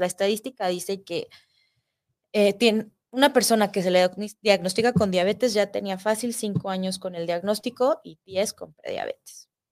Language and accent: Spanish; Mexico; somos mexicanos, nuestra raza tiene predisposición a desarrollar esta enfermedad